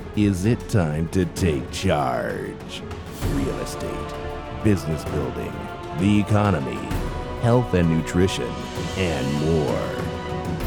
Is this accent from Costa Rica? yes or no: no; Montreal, Quebec, Canada; also born or lived in Toronto, Canada; I was born in Montreal